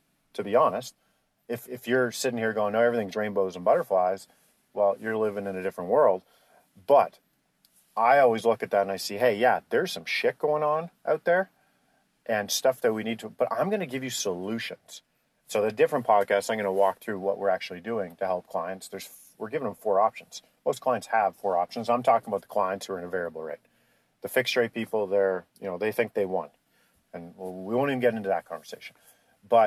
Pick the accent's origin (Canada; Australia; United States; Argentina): Canada; we're Canadian